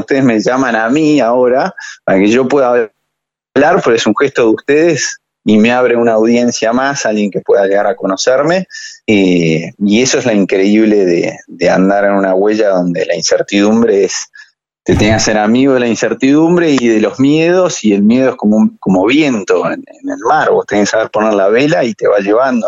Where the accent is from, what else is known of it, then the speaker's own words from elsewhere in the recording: Argentina; soy un argentino